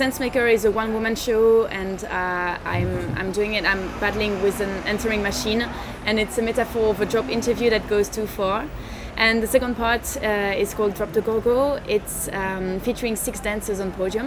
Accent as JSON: {"language": "English", "country": "Belgium", "also_born_or_lived": "Switzerland", "first_language": "French", "second_language": "English", "moved": "as an adult", "lives_now": "Geneva, Switzerland", "said": "I'm originally Belgian"}